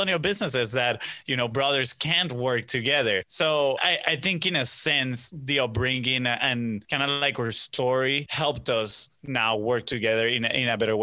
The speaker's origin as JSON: {"language": "English", "country": "Venezuela", "tie": "born or raised there", "moved": "yes", "lives_now": "United States", "said": "we grew up in Venezuela, and it wasn't the same as here in the U.S."}